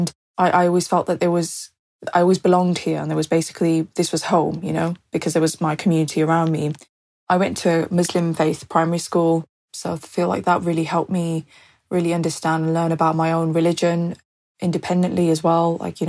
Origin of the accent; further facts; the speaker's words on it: Birmingham, West Midlands, United Kingdom; My experience growing up in Birmingham was wonderful, really. I mean, I feel that the community here is incredibly diverse, but also quite equally balancing. My own community, so the British kind of Pakistani, British Muslim community